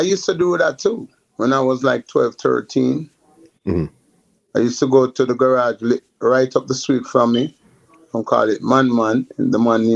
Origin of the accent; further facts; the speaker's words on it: Kingston, Jamaica; I grew up in Augustown, Kingston 7.